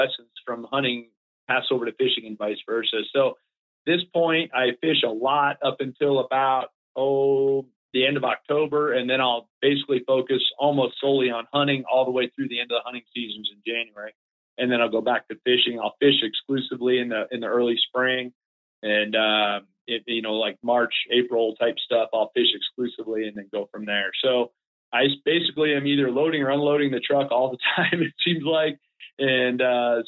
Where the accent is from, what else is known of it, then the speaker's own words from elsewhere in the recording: South Florida, United States; moved away; We were dead broke growing up in Florida.